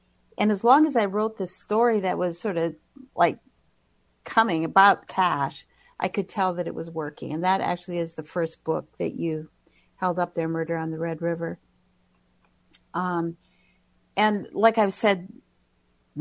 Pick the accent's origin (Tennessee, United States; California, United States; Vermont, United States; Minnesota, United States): Minnesota, United States; White Earth Nation; now in Minneapolis, United States; I live in Minneapolis. I'm originally from the White Earth Nation